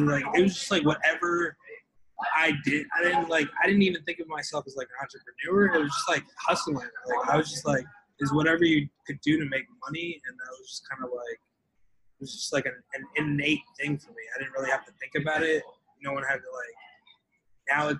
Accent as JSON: {"language": "English", "town": "Westwood", "region": "New Jersey", "country": "United States", "said": "I am from Westwood, New Jersey."}